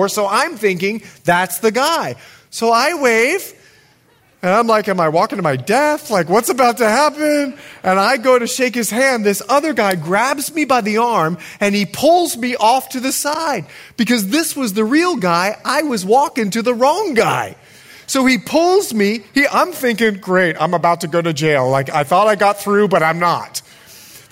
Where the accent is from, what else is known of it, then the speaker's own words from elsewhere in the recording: Bahamas; also born or lived in United States; I'm more Bahamian than I am American